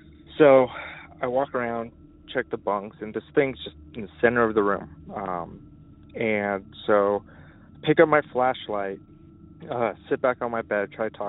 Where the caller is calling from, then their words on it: Los Angeles, California, United States; I'm calling from Los Angeles, California